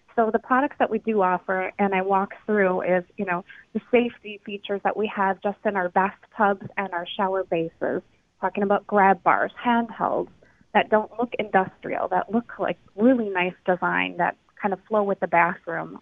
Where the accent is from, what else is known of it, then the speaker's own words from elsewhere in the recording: Minnesota, United States; now in Milwaukee, United States; I'm I'm originally from Minnesota, but I have been in Milwaukee for a while.